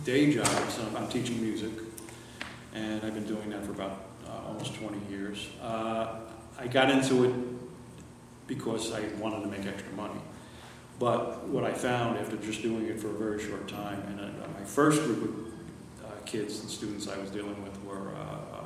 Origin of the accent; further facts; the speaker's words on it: Union, New Jersey, United States; moved away as an adult; also born or lived in Newark, New Jersey; now in New York, United States; I was born in Newark, New Jersey. Grew up in Union, New Jersey. And moved to New York